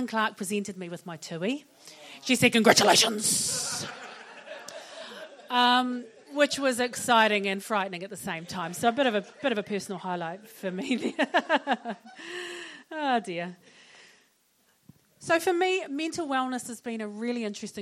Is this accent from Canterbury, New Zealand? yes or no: no; Auckland, New Zealand; I'm from West Auckland